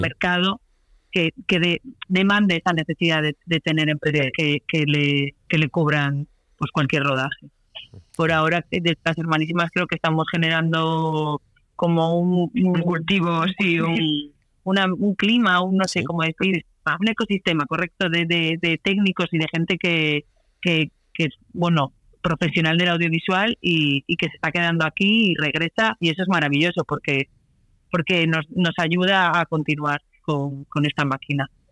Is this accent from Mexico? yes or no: no; Santander, Cantabria, Spain; moved away as an adult; also born or lived in Barcelona; somos de aquí, de Santander